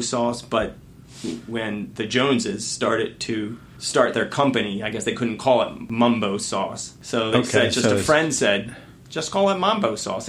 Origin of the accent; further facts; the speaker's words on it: Annapolis, Maryland, United States; And I grew up in Admiral Heights, Dewey Drive, before we moved over down here in the peninsula, this neck of the woods.